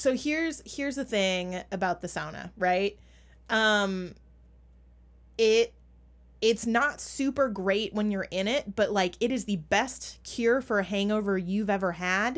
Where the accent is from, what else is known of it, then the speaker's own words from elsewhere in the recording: Minnesota, United States; accent: Minnesotan; my Minnesotan accent